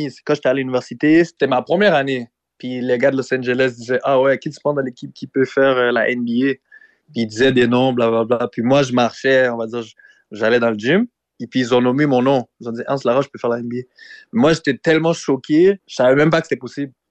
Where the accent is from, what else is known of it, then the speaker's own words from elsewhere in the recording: Montreal, Quebec, Canada; born there; T'as pas besoin nécessairement d'être né en Haïti. Moi, je suis né à Montréal.